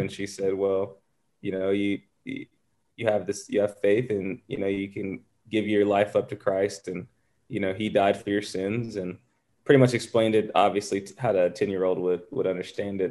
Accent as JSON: {"language": "English", "region": "the South", "country": "United States", "tie": "born or raised there", "said": "growing up in the South playing a predominantly white sport"}